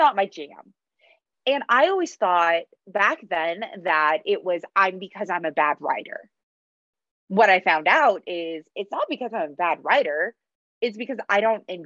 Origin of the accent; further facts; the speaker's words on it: United States; first language English; I'm born in the States. You know, I've grown up here. English is my only language